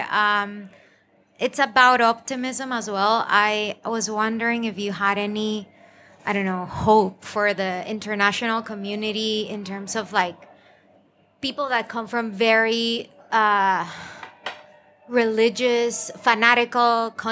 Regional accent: Guatemala; now in London, United Kingdom; I live here in London, but I am from Guatemala

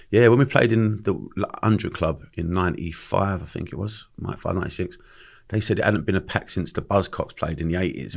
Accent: London, United Kingdom; accent: Cockney; I grew up in Bermondsey

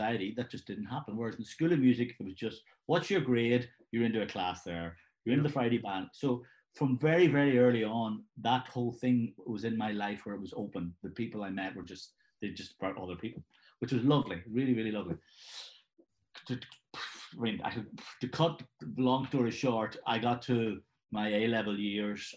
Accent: Belfast, Northern Ireland, United Kingdom; I'm originally from Belfast in Northern Ireland, so I was growing up in Belfast at the time when things were very rough

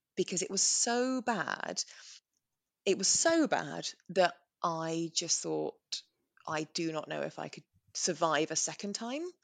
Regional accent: England, United Kingdom; We're English

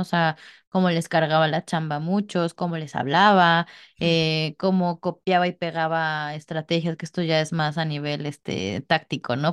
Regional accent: Mexico

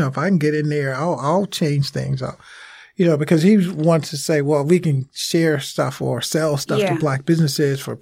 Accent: Lauderdale, Mississippi, United States; moved away; I grew up in East Mississippi.

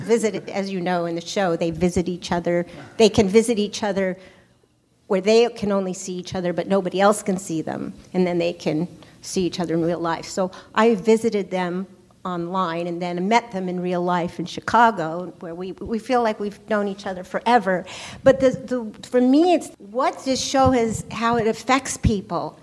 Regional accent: Paris, Île-de-France, France; moved away; I grew up in Paris

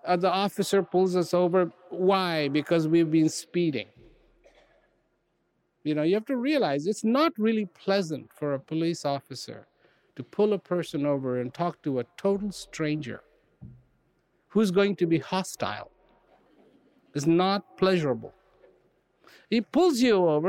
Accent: India; I was born in India

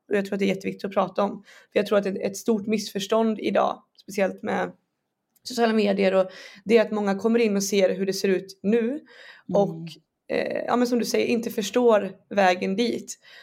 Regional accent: Borås, Västra Götaland, Sweden; moved away as an adult; now in Stockholm, Sweden; jag är från Borås och uppväxt där

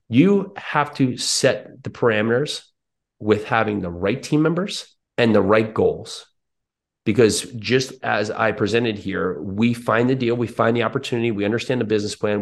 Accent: New Jersey, United States; now in Tennessee, United States; I'm in now Tennessee, but I grew up in New Jersey

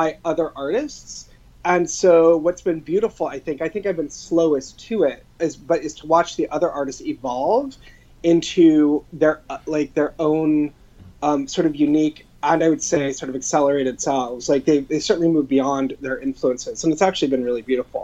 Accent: Long Beach, California, United States; also born or lived in Los Angeles; I was born and raised in Southern California in Los Angeles and south of Los Angeles in Long Beach.

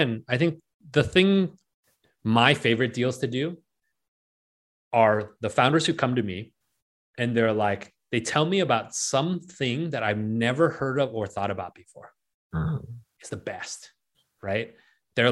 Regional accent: United States; also born or lived in Penang, Malaysia; I grew up in America

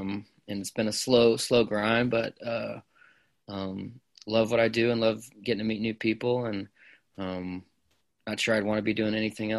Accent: San Antonio, Texas, United States; also born or lived in Amarillo, Texas / Fort Worth, Texas / Lubbock, Texas; So I am from really San Antonio, Texas. I was born in Amarillo, but I've kind of lived all over the place, and went to school in Fort Worth, Texas, and a little bit in Lubbock.

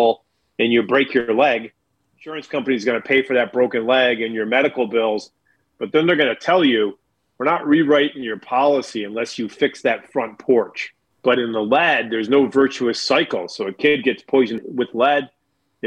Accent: Buffalo area, New York, United States; I grew up in a pretty blue-collar environment.

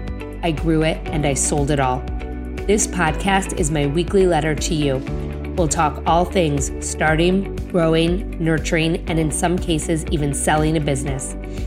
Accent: Chicago, Illinois, United States; she knew I was from Chicago. And while I don't live in Highland Park, I live in a town next door and I consider Highland Park part of my community.

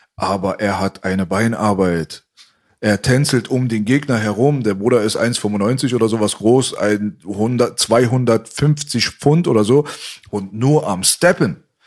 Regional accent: Berlin, Germany; born or raised there

